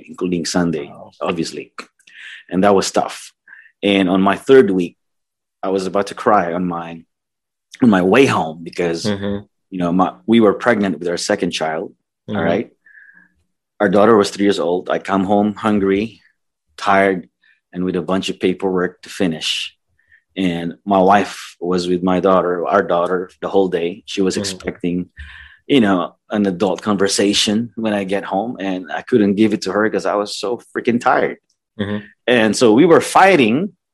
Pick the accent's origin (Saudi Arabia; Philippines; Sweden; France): Philippines; moved away as an adult; now in United States; I'm originally from the Philippines, as most of you guys know. I came here fourth quarter of 1997